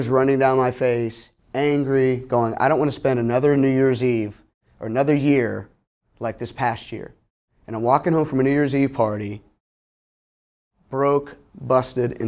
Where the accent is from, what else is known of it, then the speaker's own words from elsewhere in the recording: Pittsburgh, Pennsylvania, United States; moved away as an adult; also born or lived in Ohio; now in Tampa, United States; I'm from Pittsburgh, by the way, being with my family in high school, living there